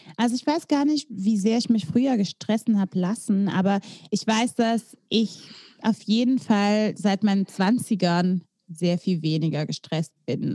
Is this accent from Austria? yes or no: no; Belgium; moved away as an adult; now in Germany; Ich komme aus Belgien eigentlich